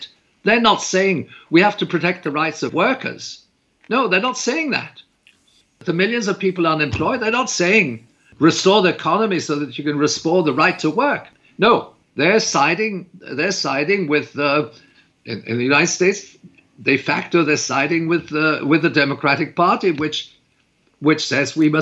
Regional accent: Canada; I'm a Canadian

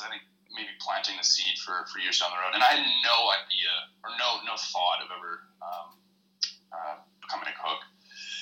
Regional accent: Squamish, British Columbia, Canada; moved away as an adult; also born or lived in Vancouver; now in Christchurch, New Zealand; my hometown, Squamish

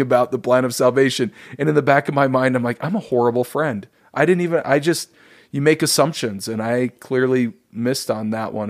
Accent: Davis County, Utah, United States; I grew up in Davis County, Utah.

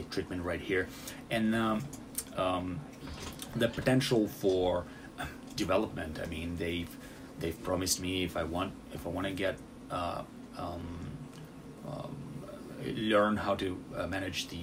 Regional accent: Russia; English is a second language; moved away as an adult; also born or lived in Louisville, United States; now in United States; I'm originally from Russia. I did my medical school there, and then I came to the United States

